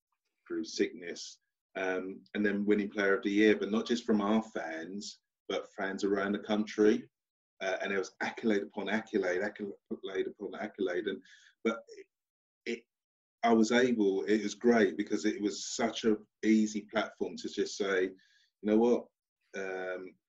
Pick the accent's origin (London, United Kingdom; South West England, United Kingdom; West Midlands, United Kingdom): London, United Kingdom; moved away; also born or lived in Portsmouth; from Stratford, East London, lived in the 17th floor of a block of flats.